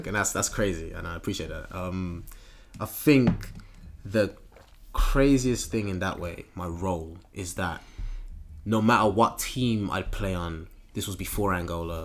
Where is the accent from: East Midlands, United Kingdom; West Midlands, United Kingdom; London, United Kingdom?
West Midlands, United Kingdom; Birmingham; growing up in Birmingham